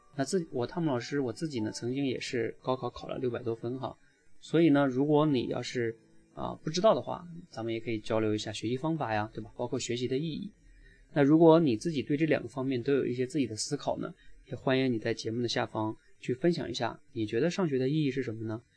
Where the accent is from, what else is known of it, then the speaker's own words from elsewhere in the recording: Northeast China, China; moved away; 我在一个东北的农村长大